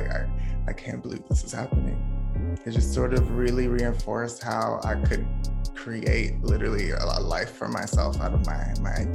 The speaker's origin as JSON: {"language": "English", "region": "North Carolina", "country": "United States", "tie": "born or raised there", "also_born_or_lived": "Washington, D.C.", "said": "I was born in South Carolina. My family moved to DC like when I was like one. So I spent half my childhood growing up in DC, and then we moved to North Carolina."}